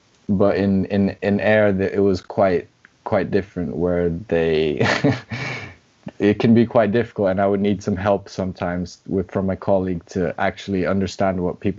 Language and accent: English; Brazil; also born or lived in Scotland; say I'm half Brazilian, half Scottish. Sometimes I say I'm just Brazilian. I don't usually go with I'm just Scottish because people just won't believe me.